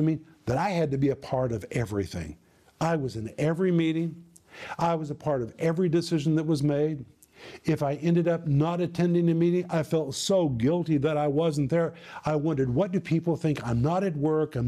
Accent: United States; moved away as an adult; also born or lived in former Soviet Union; people saw me as an American

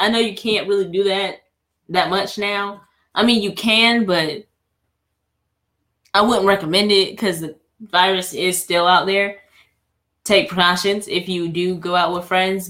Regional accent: the South, United States; we're from the South. We're in the South

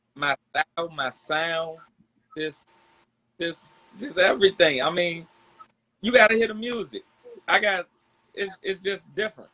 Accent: Washington, District of Columbia, United States; from Southeast DC.

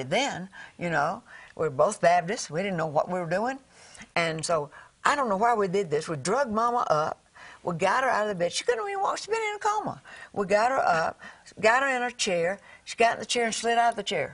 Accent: the South, United States; I'm from the South

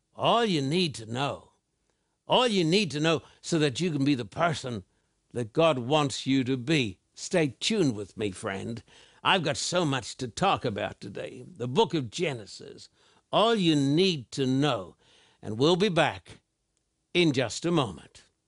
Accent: Australia; I was brought up in Australian

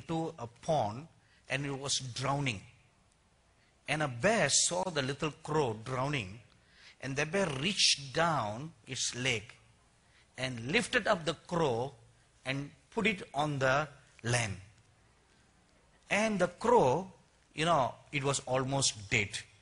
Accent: India; accent: Indian; my Indian accent

